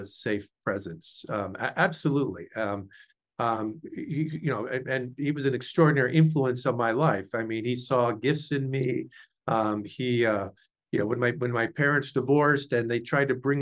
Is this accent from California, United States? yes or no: yes; San Francisco Bay Area, California, United States; moved away as an adult; also born or lived in Indiana; I grew up in the San Francisco Bay Area.